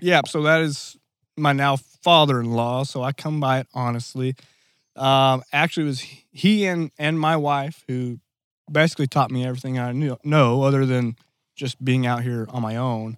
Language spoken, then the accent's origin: English; Black Rock, Arkansas, United States; I'm originally from a little town, um, of Black Rock.